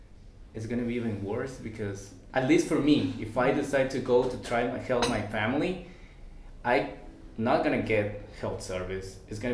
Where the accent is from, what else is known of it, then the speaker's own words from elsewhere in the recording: Guatemala; because I am from Guatemala.